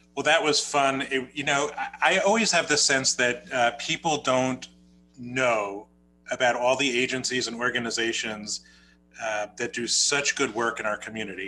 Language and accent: English; New Jersey, United States; accent: New Jersey; my New Jersey accent